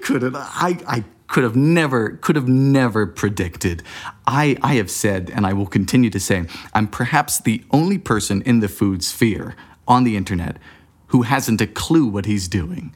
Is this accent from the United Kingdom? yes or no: no; Bermuda; moved away as an adult; now in United States; I was born and raised in Bermuda back in the, you know, the, the dark ages of the nineteen nineties.